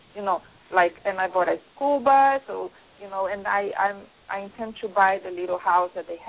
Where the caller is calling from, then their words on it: New Jersey, United States; I'm calling from New Jersey, and it's storming like crazy